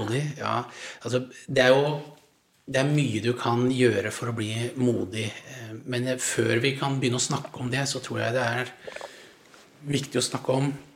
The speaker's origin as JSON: {"language": "Norwegian", "town": "Langesund", "region": "Vestfold og Telemark", "country": "Norway", "also_born_or_lived": "Haugesund", "moved": "yes", "said": "jeg kom fra Langesund"}